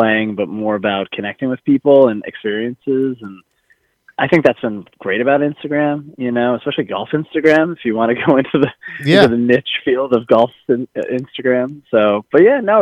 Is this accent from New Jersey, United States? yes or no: yes; Livingston, New Jersey, United States; that's where I grew up. I was born there